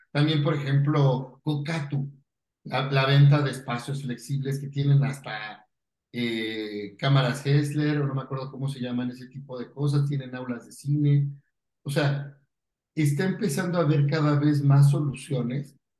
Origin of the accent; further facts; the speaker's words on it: Pachuca, Hidalgo, Mexico; Yo soy de Pachuca, tengo unos coworking institutos en Pachuca